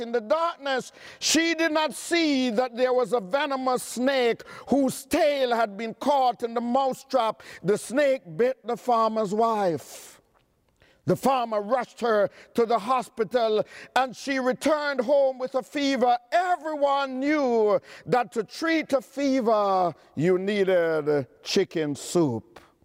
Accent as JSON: {"language": "English", "town": "New York City", "region": "New York", "country": "United States", "said": "I'm from Queens County"}